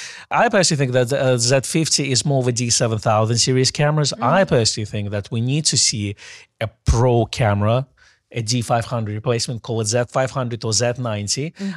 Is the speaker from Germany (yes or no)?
no; England, United Kingdom; Because I'm English.